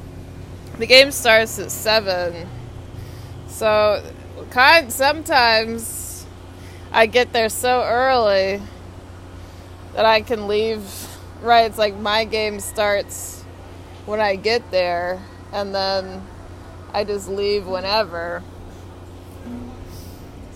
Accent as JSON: {"language": "English", "region": "Texas", "country": "United States", "moved": "yes", "said": "I'm from Texas originally"}